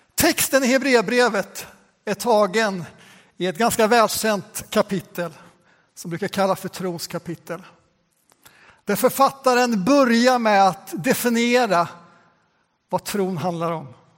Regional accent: Västgöta Plain, Västra Götaland, Sweden; ett av de missionskapell som jag växte upp i på Västgötaslätten

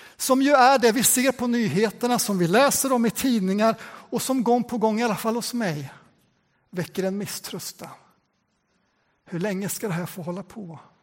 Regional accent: Västgöta Plain, Västra Götaland, Sweden; ett av de missionskapell som jag växte upp i på Västgötaslätten

